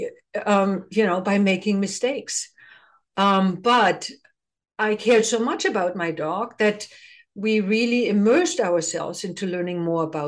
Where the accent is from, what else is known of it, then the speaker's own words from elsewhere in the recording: Germany; now in United States; I come from the Eastern Bloc, just like you. So in East Germany, never had a dog. I was not allowed to get a dog